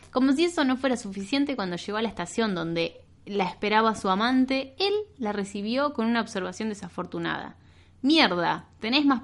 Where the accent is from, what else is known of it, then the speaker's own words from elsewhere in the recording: United Kingdom; Una joven británica de 28 años, podría ser yo, porque también soy británica.